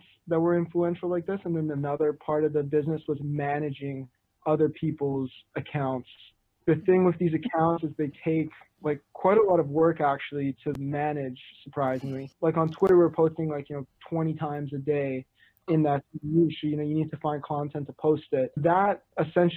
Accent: Vancouver, British Columbia, Canada; I'm from Vancouver

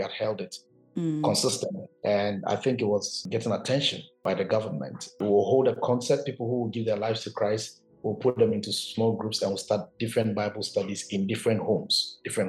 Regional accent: Koforidua, Eastern Region, Ghana; moved away as an adult; also born or lived in China; I grew up in Koforidua.

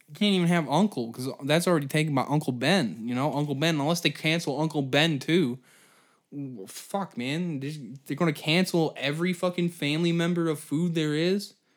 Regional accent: Canada; I'm Canadian

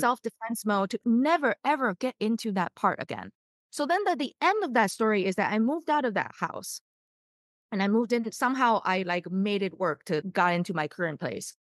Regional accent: Taiwan; moved away as an adult; now in United States; I was born in the States and I grew up in Taiwan. And so that's how I learned Mandarin and all that. But after college, I came to the States.

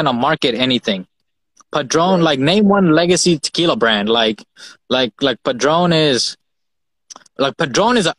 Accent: Fiji; moved away; I grew up in Fiji Islands, and we had our country's rum

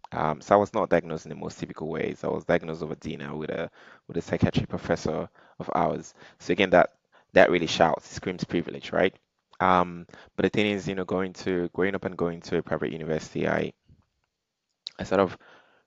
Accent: Nigeria; being Nigerian

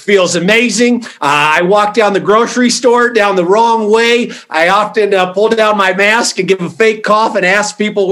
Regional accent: Colorado, United States; I'm from Colorado.

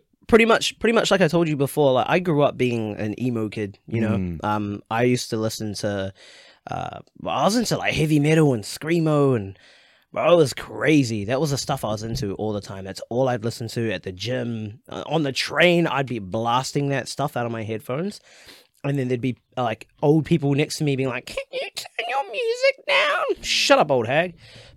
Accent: New Zealand; born or raised there

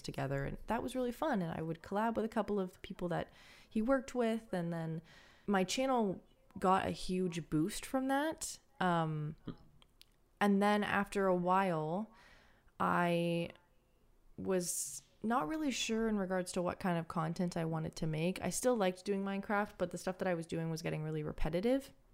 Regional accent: Canada; I'm Canadian

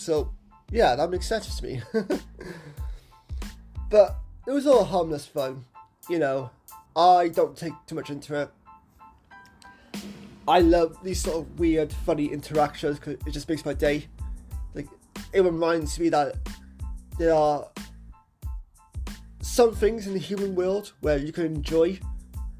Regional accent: Cardiff, Wales, United Kingdom; my seat at Cardiff has his strange moments. Has his strange people

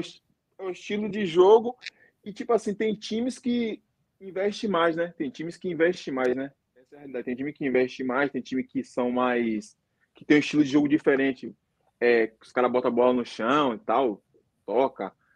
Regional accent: Northeast Region, Brazil; moved away as an adult; also born or lived in Fortaleza / South Africa / United Arab Emirates; now in South Korea; eu, no caso, sou do Nordeste

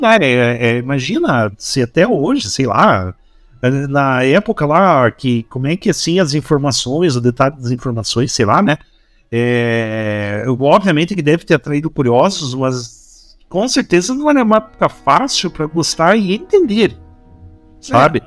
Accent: Curitiba, Paraná, Brazil; accent: Curitibano; a gente tira sarro do nosso próprio sotaque. Eu tiro sarro de mim mesmo, pro próprio sotaque, então eu tenho direito. Eu tenho lugar de fala aí para tirar sarro do sotaque dos outros, que o sotaque curitibano também é

